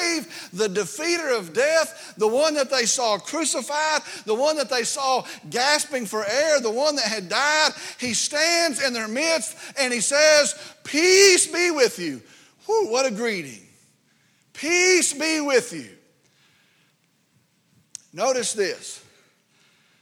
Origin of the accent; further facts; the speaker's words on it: Vernon, Texas, United States; I grew up in Route 2, Vernon, Texas